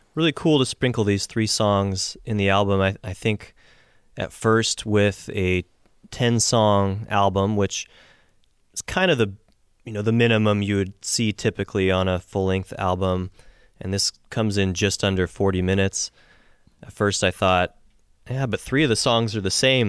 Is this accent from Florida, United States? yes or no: no; Seattle, Washington, United States; Seattle, which is my hometown